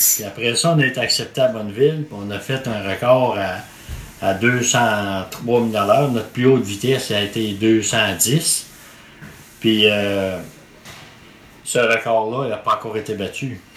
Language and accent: French; Quebec, Canada; chez nous au Québec